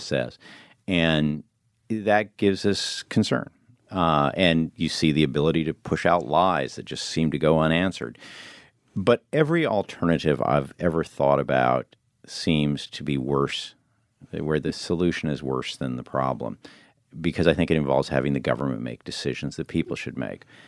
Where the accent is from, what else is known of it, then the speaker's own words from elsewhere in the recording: Illinois, United States; moved away; also born or lived in New York; I grew up in Illinois and I go back there